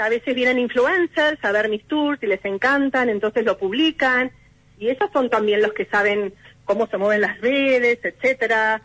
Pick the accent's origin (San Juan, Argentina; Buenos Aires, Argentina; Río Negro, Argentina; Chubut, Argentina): Buenos Aires, Argentina; also born or lived in Europe; los porteños tenemos mala fama